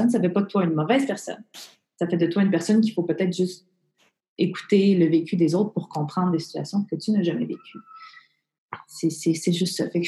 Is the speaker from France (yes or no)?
no; Montreal, Quebec, Canada; Je suis née à Maisonneuve, Rosemont. je, {S0} je, {S1} je, suis plus québécoise, je suis plus montréalaise que toi qui es née à Rimouski